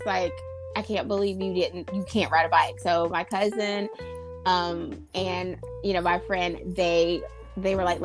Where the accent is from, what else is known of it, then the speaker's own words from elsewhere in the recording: Conway, South Carolina, United States; am from Conway, South Carolina